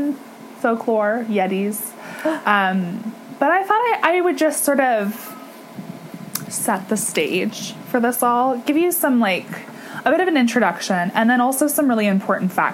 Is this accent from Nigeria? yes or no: no; East Coast, Canada; we grew up on the East Coast, so, like, we never saw, like, mountains.